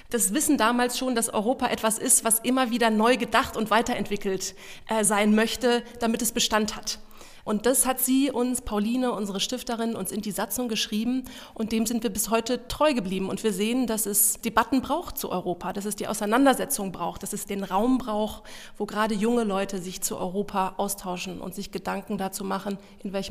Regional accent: Luxembourg; Ich bin in Luxemburg aufgewachsen. Es ist ein durch und durch europäisches, internationales Umfeld, ähm, das mich sehr geprägt hat

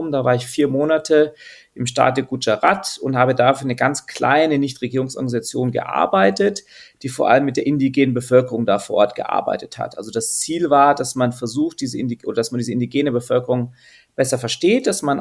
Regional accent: Austria; born there; also meine Mama ist Französin, mein Papa ist Deutscher, ich bin in Österreich geboren

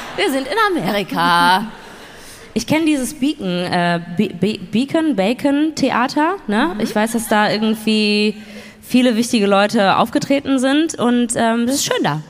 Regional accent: Duisburg, North Rhine-Westphalia, Germany; ich komme ja gebürtig aus Duisburg, also NRW

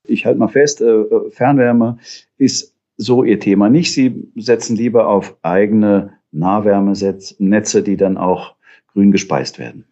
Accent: Hesse, Germany; da bin ich noch äh, Fahrrad gefahren als Junge auf der Autobahn im Hessischen

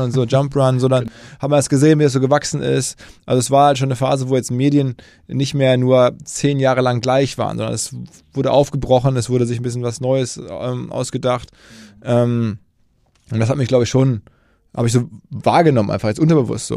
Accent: Essen, North Rhine-Westphalia, Germany; moved away as an adult; also born or lived in New York, United States; ich komme erstmal äh, geografisch aus dem Ruhrgebiet, aus Essen

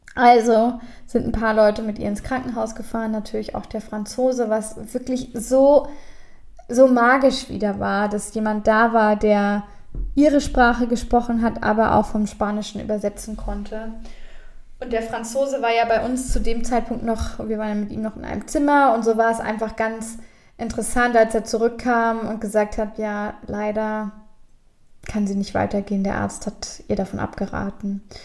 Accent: Germany; Wir als Deutsche

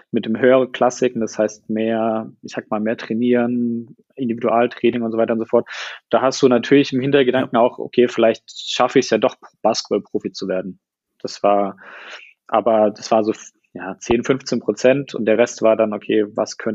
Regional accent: Heidelberg, Baden-Württemberg, Germany; ähm, ich komme aus Heidelberg, bin ja jetzt im Januar 31 geworden

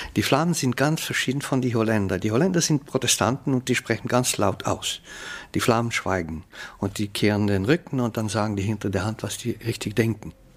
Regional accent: Flanders, Belgium; first language Dutch; German is a second language; also born or lived in Ghent; ich bin ein niederländisch sprechender Belgier. Aber meine Kultur ist flämisch

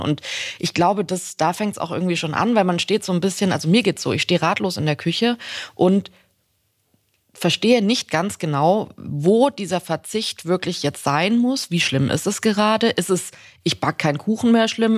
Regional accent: Swabia, Germany; ich komme aus Schwaben

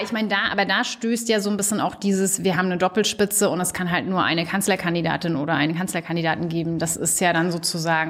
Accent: Stralsund, Mecklenburg-Vorpommern, Germany; moved away as an adult; also born or lived in Greifswald / New Zealand; In der Nähe von Stralsund aufgewachsen, auf einem kleinen Dorf

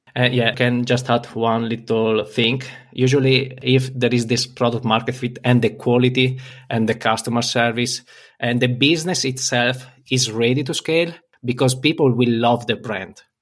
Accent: Italy; I'm from Italy

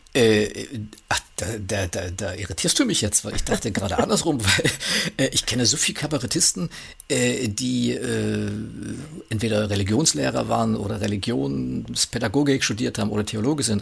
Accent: Saxony, Germany; dass ich aus Sachsen bin

